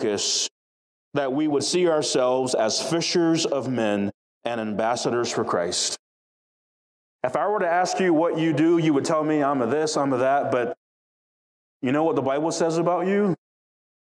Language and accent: English; South DeKalb, Georgia, United States; growing up in South DeKalb